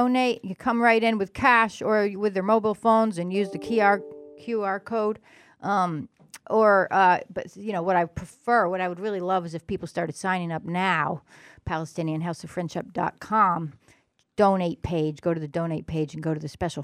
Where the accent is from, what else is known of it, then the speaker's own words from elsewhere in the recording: England, United Kingdom; also born or lived in United States; now in Western Massachusetts, United States; I grew up in England, but I was born in the United States.